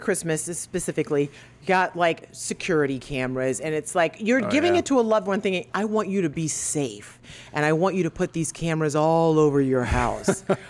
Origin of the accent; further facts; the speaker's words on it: South Carolina, United States; now in Florida, United States; South Carolina, my home state, grows more peaches.